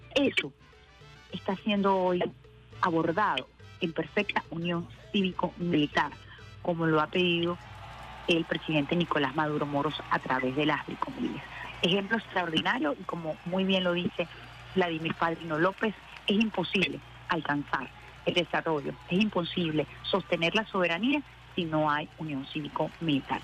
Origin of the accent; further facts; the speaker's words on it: Venezuela; como pueblo venezolano